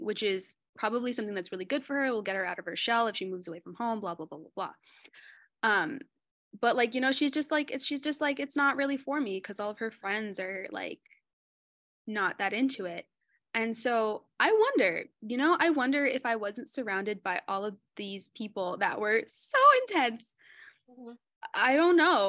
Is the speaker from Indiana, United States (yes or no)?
no; Fremont, California, United States; I grew up in the San Francisco Bay, specifically Fremont